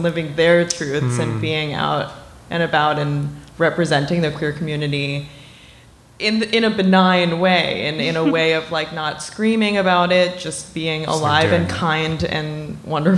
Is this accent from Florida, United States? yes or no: no; New York City, New York, United States; I grew up in New York City